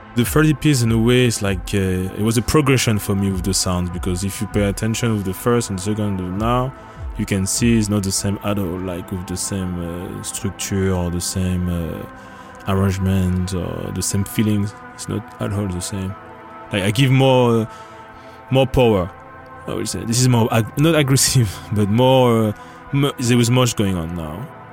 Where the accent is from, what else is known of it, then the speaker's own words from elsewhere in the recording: Paris, Île-de-France, France; moved away as an adult; now in Copenhagen, Denmark; I'm from France, born in Paris, and at the moment I'm doing electronic music, basically ambient music or sound, and I'm living in Copenhagen since 2011.